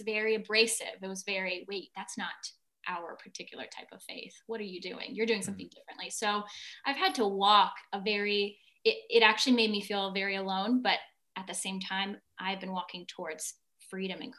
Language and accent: English; Northern Virginia, United States; I grew up in Northern Virginia in a more of a liturgical religious church